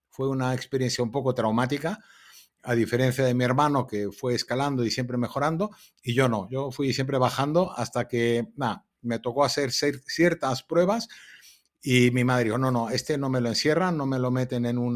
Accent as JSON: {"language": "Spanish", "country": "Mexico", "tie": "born or raised there", "also_born_or_lived": "Pasadena, United States", "said": "yo era un, niño muy feliz, el típico niño californiano, nací en Los Ángeles, California, en Pasadena, en el hospital francés. Y a los cuatro añitos me mudé a México por separación de mis padres."}